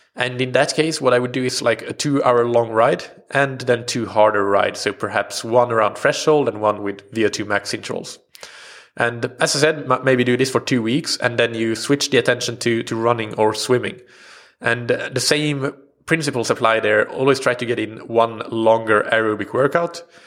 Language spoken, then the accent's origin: English; Sweden; first language Swedish; English is a second language; Swedish as, at first, which, uh, of course, is my native language